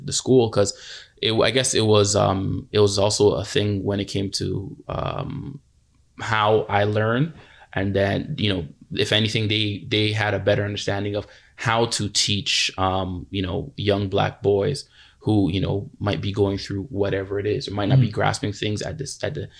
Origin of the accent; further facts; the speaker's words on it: Toronto, Ontario, Canada; I grew up in Galloway